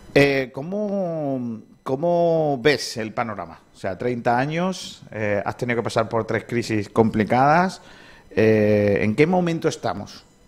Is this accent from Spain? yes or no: yes; Rincón de la Victoria, Andalusia, Spain; yo que soy de aquí de Rincón